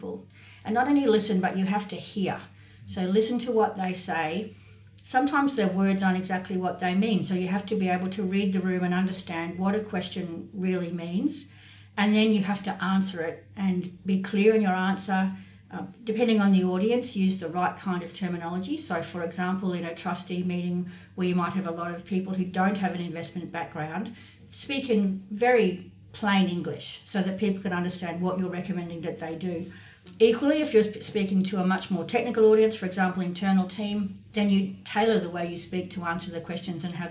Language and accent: English; North Queensland, Australia; moved away as an adult; also born or lived in Sydney; I grew up in North Queensland, where the career prospects for that sort of thing are obviously relatively narrow